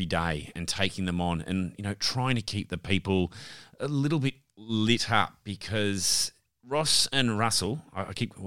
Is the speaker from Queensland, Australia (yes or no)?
no; Victoria, Australia; moved away; I'm originally from Victoria